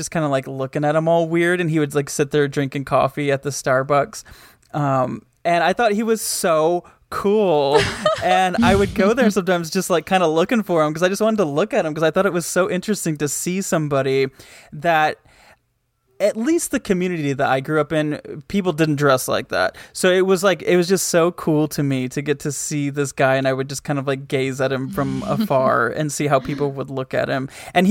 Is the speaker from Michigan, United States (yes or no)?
yes; Michigan, United States; The mall in my hometown was there were two. There was one that was like in the town, and then there was one that was like 15 minutes away. The one that was in the town was called the Woodland Mall.